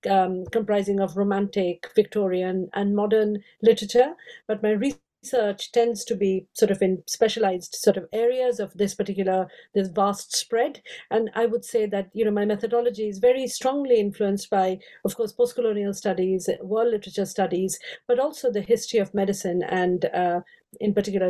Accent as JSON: {"language": "English", "country": "India", "tie": "born or raised there", "second_language": "English", "said": "Of course, as I said, I grew up in India. I have five Indian languages, and I've always studied post-colonial literature."}